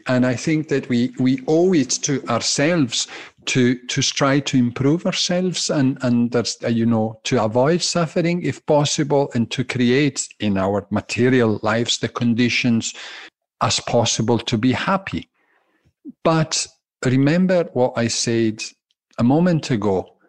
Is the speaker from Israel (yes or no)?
no; Glasgow, Scotland, United Kingdom; accent: Italian and Scottish undertones; baffled because they hear Italian undertones and Scottish undertones in my speaking. Yes, I'm a tally. I'm a Glaswegian Italian.